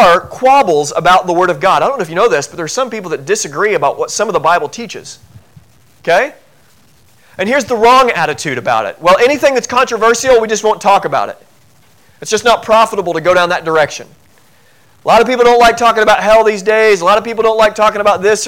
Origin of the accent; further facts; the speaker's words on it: Southern Illinois, United States; I grew up in Southern Illinois